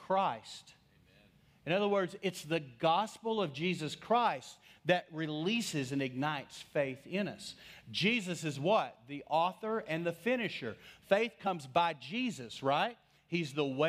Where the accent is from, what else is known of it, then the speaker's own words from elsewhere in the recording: West Texas, United States; I grew up in West Texas